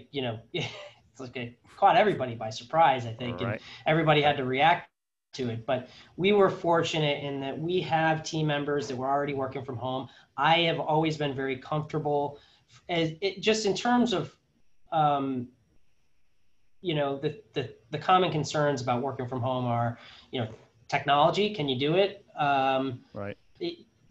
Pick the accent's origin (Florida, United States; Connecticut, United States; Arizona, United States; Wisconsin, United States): Connecticut, United States; also born or lived in North Carolina / New Jersey / Massachusetts; I was born in North Carolina. My brother was born in New Jersey and then my sister was born in Massachusetts. And then we kind of settled in Connecticut and that's where we stayed.